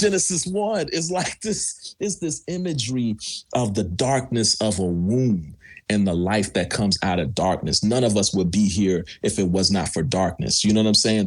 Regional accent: New York, United States; now in Pasadena, United States; I'm from New York

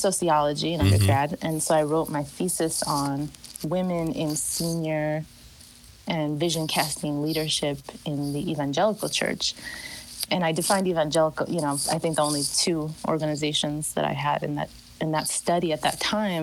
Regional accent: Chicago, Illinois, United States; I was born and raised in Chicago.

